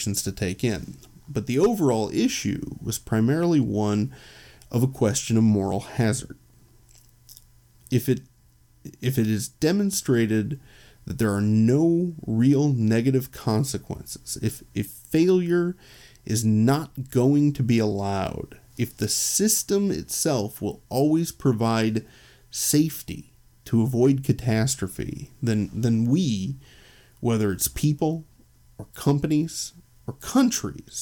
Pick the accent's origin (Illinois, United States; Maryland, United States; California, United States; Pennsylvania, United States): Illinois, United States; Chicago; I'm from Chicago